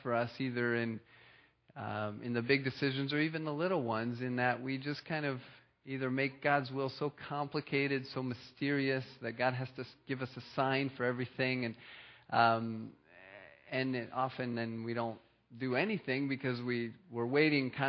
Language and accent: English; France; moved away; I was born and I raised in France